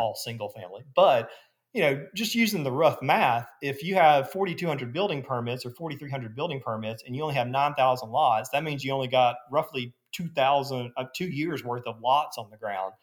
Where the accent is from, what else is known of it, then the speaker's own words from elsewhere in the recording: Gadsden, Alabama, United States; now in Birmingham, United States; I'm from Gadsden originally